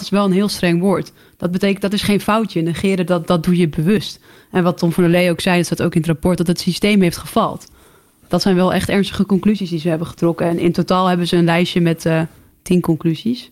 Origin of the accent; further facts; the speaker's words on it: Groningen, Netherlands; ik ben zelf ook een Groninger